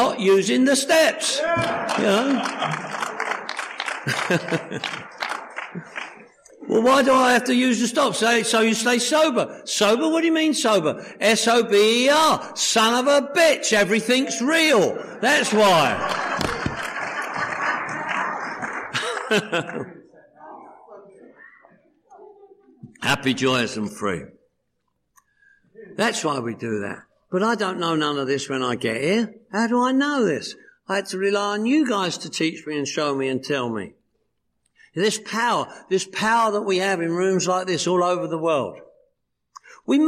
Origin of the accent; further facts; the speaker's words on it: London, United Kingdom; now in Los Angeles, United States; every year I go home to London, England, where I'm from. I'm from London, England. You probably picked up on that, right? This is the way I speak.